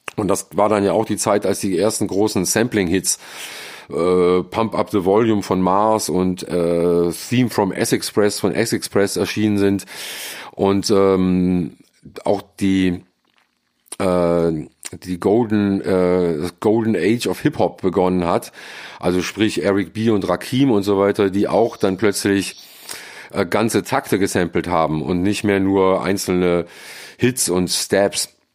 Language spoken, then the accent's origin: German; Friedrichshafen, Baden-Württemberg, Germany; also born or lived in Mannheim / Cologne; now in Seoul, South Korea; Ich bin in Mannheim geboren, bin mit acht Jahren an den Bodensee gezogen nach Friedrichshafen